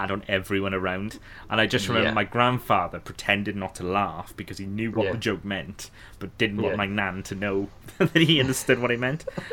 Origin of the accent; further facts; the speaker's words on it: the Valleys, Wales, United Kingdom; I'm from the Valleys area